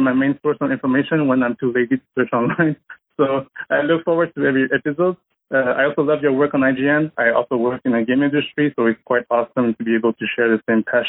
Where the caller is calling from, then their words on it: Montreal, Quebec, Canada; from Montreal, Canada. First-time caller.